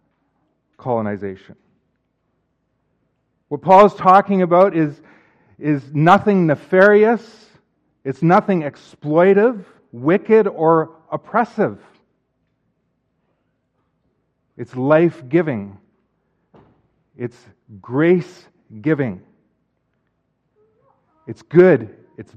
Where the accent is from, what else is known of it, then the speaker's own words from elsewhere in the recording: Canada; as Canadian citizens